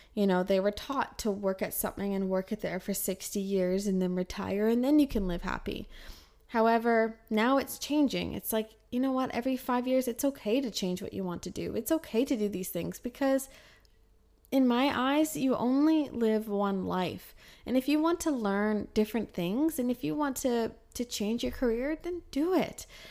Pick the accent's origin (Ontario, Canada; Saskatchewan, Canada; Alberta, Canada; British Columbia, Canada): British Columbia, Canada; Kelowna; moved away as an adult; also born or lived in Calgary; in Canada, in Kelowna, my hometown, I worked nine to five